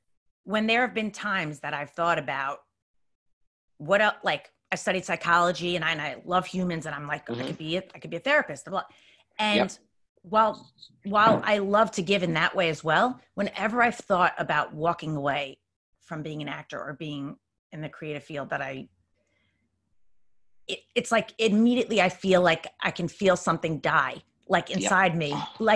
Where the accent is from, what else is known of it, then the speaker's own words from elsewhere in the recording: Bellmore, New York, United States; now in Queens, New York, United States; I grew up in Long Island. Okay. Yeah, in Belmore. So now I'm in Queens, actually.